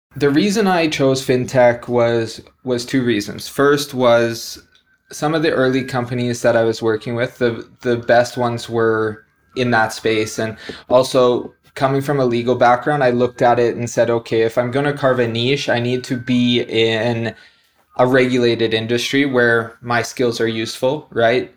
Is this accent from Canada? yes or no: yes; Canada; moved away as an adult; also born or lived in New Zealand; now in Dubai, United Arab Emirates; I'm originally Canadian, been outside of Canada for about the last twelve years